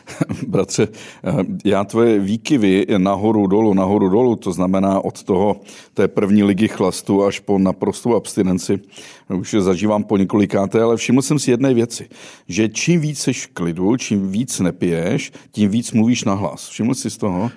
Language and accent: Czech; Sudetenland, Czechia; My jsme oba dva ze Sudet.